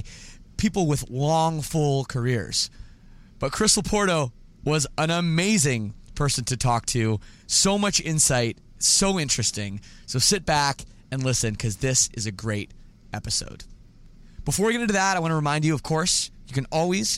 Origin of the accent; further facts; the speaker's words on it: Toronto, Ontario, Canada; I'm from Toronto area